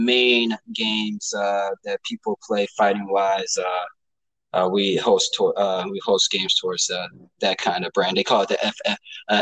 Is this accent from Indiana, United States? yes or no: yes; Michigan City, Indiana, United States; I'm from Michigan City and I've lived there ever since first grade